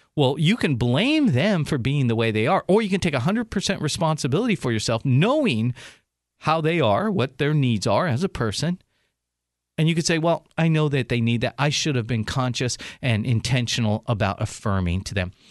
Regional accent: San Diego, California, United States; San Diego, my hometown

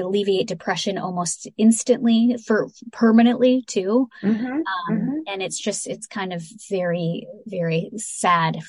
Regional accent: Illinois, United States; I'm from Illinois

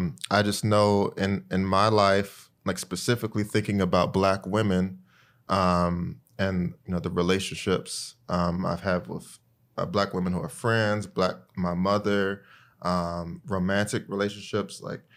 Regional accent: Greensboro, North Carolina, United States; I'm from Greensboro, North Carolina, though that's always a hard question for me to answer because, you know, my dad is from Ghana, like Nina, and my mom is from Eastern North Carolina.

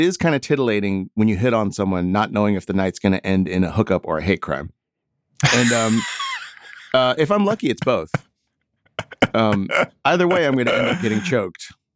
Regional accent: Houston, Texas, United States; I grew up in Houston

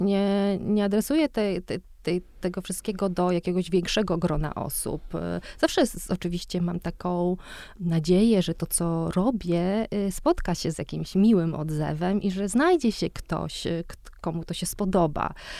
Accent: Łódź, Łódź Voivodeship, Poland; ja dorastałam e, w Łodzi na, blok, na czwartym piętrze w zwyczajnym, w zwyczajnym bloku na, na Widzewie

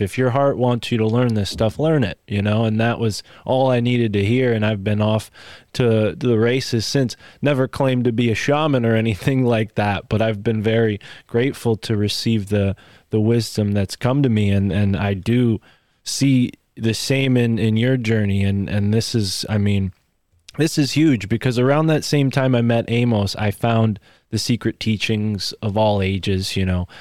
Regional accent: United States; my home state

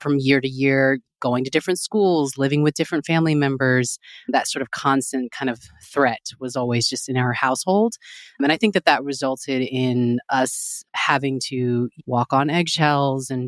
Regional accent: Texas, United States; now in New York City, United States; originally I'm from Texas

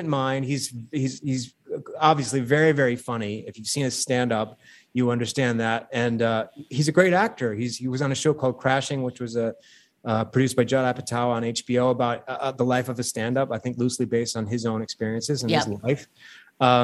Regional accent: Saginaw, Michigan, United States; my hometown of Saginaw, Michigan

